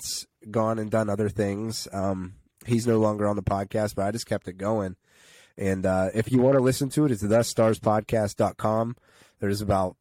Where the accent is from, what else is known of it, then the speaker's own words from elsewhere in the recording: Karns City / Chicora area, Pennsylvania, United States; also born or lived in Pittsburgh, Pennsylvania; now in Slippery Rock, United States; I'm from the Carson City, Shakora area